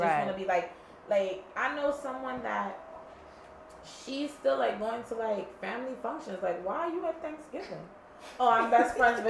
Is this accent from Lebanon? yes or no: no; Jamaica; I'm Jamaican.